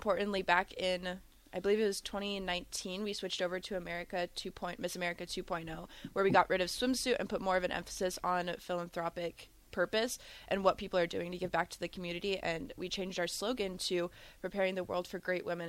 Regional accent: Lincoln, Nebraska, United States; I'm a Lincolnite, born and raised

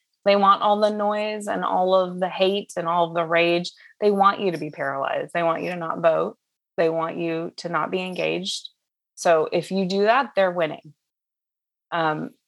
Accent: Southern California, United States; I grew up in Southern California.

